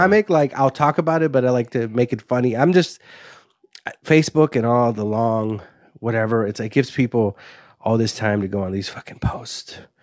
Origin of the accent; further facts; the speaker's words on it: Waukegan, Illinois, United States; also born or lived in Los Angeles, California / Highwood, Illinois / Zion, Illinois; I grew up, uh, in a place called Highwood up until fifth grade, and then I grew up in Wauke-, sixth grade to high school and post and college, basically, yeah, Waukegan